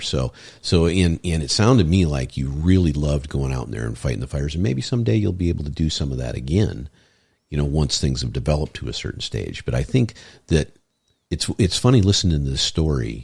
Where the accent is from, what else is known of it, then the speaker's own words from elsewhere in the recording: Michigan, United States; moved away; I'm from Michigan, and you know I go back there.